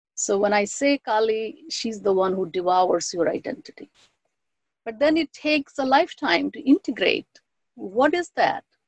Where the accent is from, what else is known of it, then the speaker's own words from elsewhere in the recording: West Bengal, India; first language Bengali; English is a second language; moved away as an adult; also born or lived in Allahabad; now in United States; I'm from Bengal, and great goddesses were deeply ingrained in my cultural upbringing